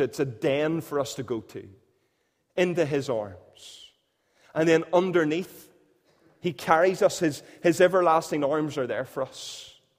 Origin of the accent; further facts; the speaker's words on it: Northern Irish, Northern Ireland, United Kingdom; we're Northern Irish